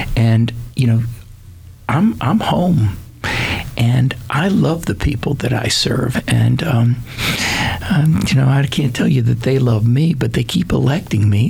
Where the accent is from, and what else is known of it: Seminole County, Florida, United States; born or raised there; also born or lived in Wilmington, Delaware